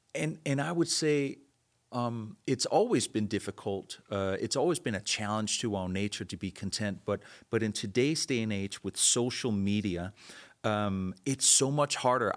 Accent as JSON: {"language": "English", "country": "Denmark", "tie": "born or raised there", "moved": "yes", "said": "I was born and raised in Denmark"}